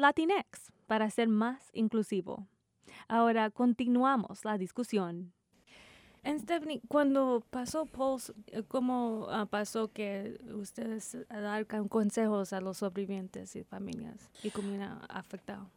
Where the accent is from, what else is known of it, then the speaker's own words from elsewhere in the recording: Corpus Christi, Texas, United States; accent: Tex-Mex; Spanish is a second language; soy de Corpus Christi, Texas y crecí hablando Tex-Mex o Spanglish